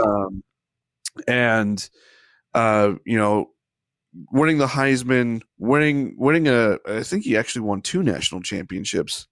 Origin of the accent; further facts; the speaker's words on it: Ohio, United States; I'm, I'm from Ohio.